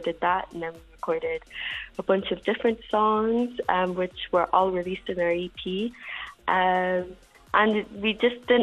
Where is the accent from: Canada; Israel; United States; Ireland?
Ireland; Dundalk, County Louth; I am in Dundalk, my hometown at the moment.